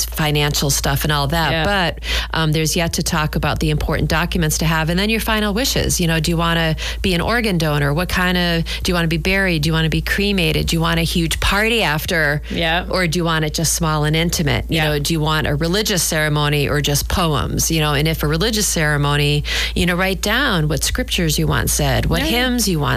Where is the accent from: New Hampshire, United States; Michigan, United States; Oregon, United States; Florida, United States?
New Hampshire, United States; now in Scituate, United States; I grew up in New Hampshire